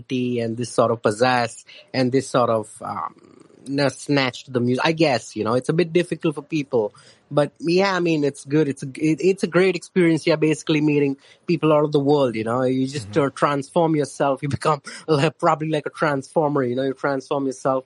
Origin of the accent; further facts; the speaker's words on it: Mumbai, Maharashtra, India; I'm from Mumbai, India.